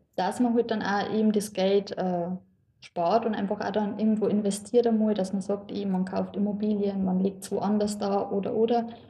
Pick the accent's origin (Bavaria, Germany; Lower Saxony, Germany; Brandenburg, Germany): Bavaria, Germany; Lower; ich bin eigentlich ziemlich ländlich aufgewachsen